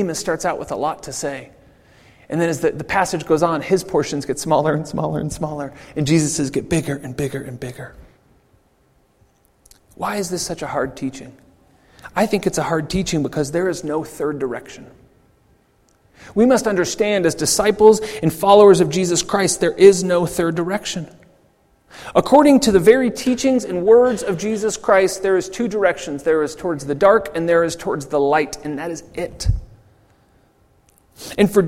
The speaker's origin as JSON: {"language": "English", "country": "United States", "said": "I am an American. I am a proud American. I love where I come from."}